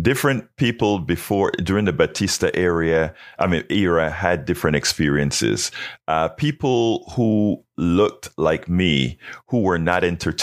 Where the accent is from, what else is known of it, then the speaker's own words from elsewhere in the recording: Panama; now in United States; I'm from Panama where teachers were revered.